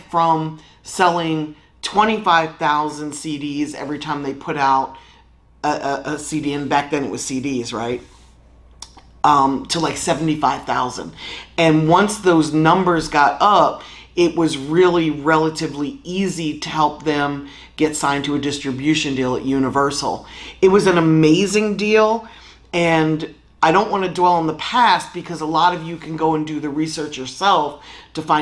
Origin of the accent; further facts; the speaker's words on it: Philadelphia, Pennsylvania, United States; moved away as an adult; also born or lived in New York City; Originally, I'm from Philadelphia. I moved to New York City when hip-hop kind of started